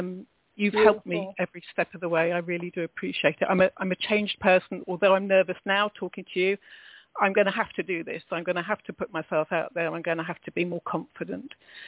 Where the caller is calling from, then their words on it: England, United Kingdom; I'm calling from England.